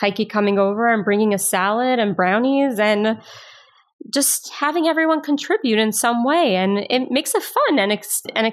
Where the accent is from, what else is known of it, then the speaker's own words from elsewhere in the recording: Miami, Florida, United States; I grew up in Miami